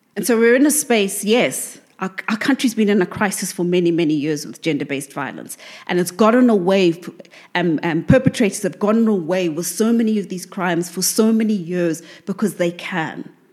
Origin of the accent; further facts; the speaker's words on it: South Africa; South Africa, because this is the, the, the, my home country